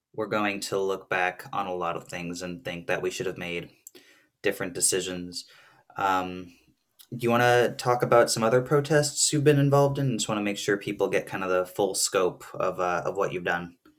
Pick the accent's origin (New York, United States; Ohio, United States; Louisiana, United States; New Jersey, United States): New Jersey, United States; now in Burlington, Vermont, United States; I grew up in New Jersey